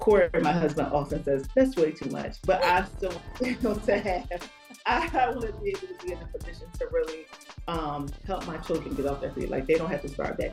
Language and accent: English; Philadelphia, Pennsylvania, United States; I'm from Philly